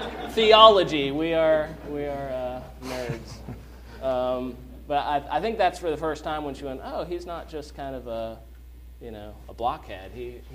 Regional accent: Ohio, United States; born there; I was born in the Midwest, in Ohio.

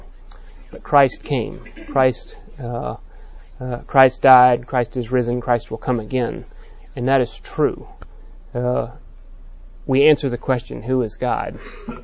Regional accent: Texas, United States; I'm a Texan

